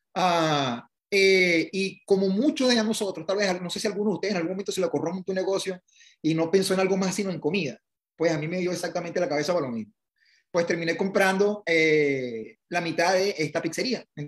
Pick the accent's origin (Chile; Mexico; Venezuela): Venezuela; moved away as an adult; also born or lived in Italy; now in United States; me gradué de ingeniero en, en, Venezuela.